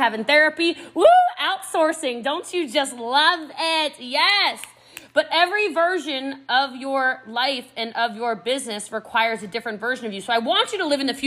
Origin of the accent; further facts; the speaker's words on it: United States; accent: American; my American accent